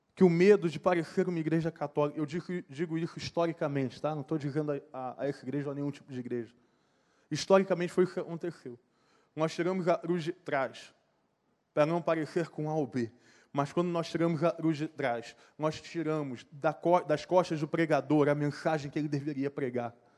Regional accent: Brazil; Se eu nasci no Brasil

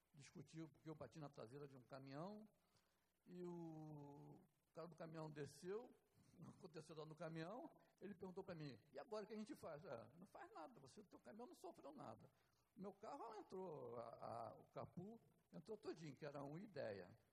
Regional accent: Rio de Janeiro, Brazil; moved away as an adult; also born or lived in Nova Iguaçu; eu não sou de lá, sou daqui do Rio, mas fui para lá ainda jovem.

